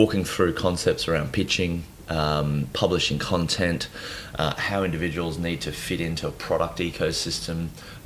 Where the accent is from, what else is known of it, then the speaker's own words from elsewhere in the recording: Nowra, New South Wales, Australia; So I was born in New South Wales, a little town called Nowra